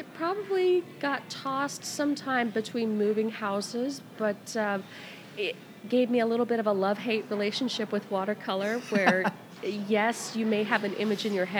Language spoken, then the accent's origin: English; Midwest, United States; also born or lived in Atlanta, United States; All over the Midwest, really, mostly in locations around Cincinnati and also around Atlanta.